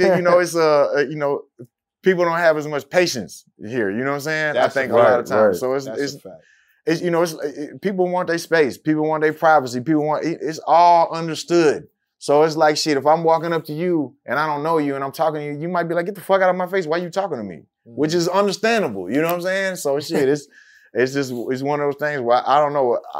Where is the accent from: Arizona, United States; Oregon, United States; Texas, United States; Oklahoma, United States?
Texas, United States; Houston; I grew up in Houston.